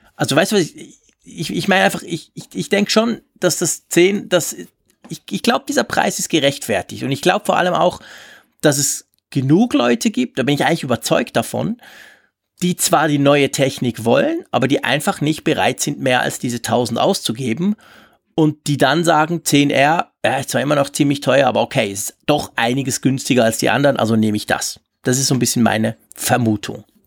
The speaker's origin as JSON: {"language": "German", "country": "Switzerland", "said": "bei uns in der Schweiz"}